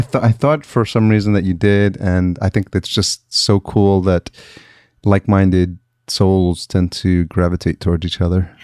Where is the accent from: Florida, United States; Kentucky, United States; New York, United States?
New York, United States; Yonkers; moved away as an adult; also born or lived in East Village, New York City; now in Los Angeles, United States; I grew up in Yonkers